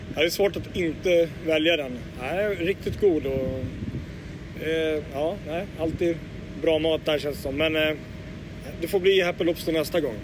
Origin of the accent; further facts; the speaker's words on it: Åkersberga, Stockholm County, Sweden; en liten bit utanför Åkersberga. Det är mina hemtrakter